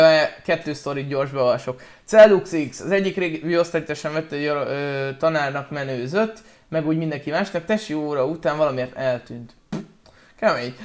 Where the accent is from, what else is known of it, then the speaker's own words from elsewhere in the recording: Pécs, Baranya, Hungary; Pécsi vagyok